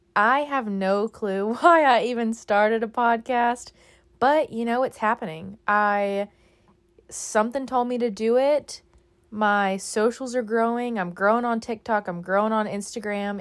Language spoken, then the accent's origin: English; Texas, United States; moved away as an adult; now in Florida, United States; I grew up in Texas